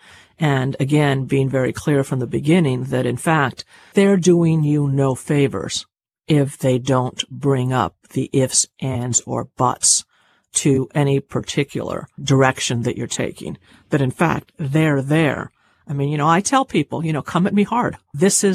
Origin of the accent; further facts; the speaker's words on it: Cuba; I'm Cuban in terms of, you know, I was born in Cuba and I was raised in a Cuban family, a big, loud Cuban family